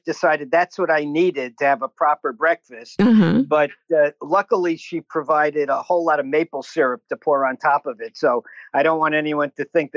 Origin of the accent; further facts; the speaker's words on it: New York City, New York, United States; also born or lived in Accord, New York; now in Santa Monica, United States; My whole life I grew up in Queens